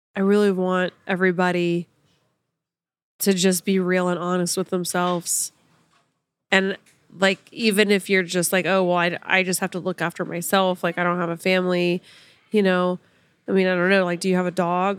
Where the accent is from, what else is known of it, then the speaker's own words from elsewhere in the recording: Sapulpa, Oklahoma, United States; moved away; Sepulpa, actually, my hometown